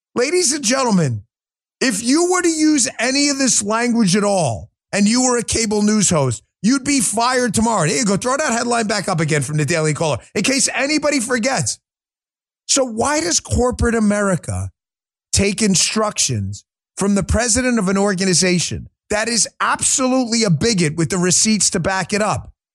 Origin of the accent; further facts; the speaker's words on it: New York, United States; I grew up in New York